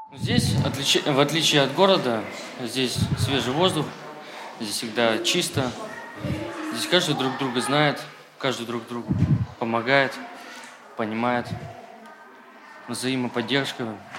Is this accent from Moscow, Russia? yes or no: no; Solovetsky, Arkhangelsk Oblast, Russia; я здесь живу с самого рождения